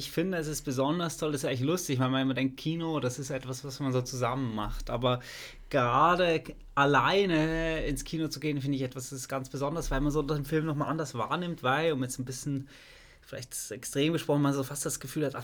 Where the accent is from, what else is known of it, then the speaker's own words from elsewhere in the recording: Basel, Basel-Stadt, Switzerland; Ich bin Basler, die ganzen Kultkinos in der Schweiz, in Basel.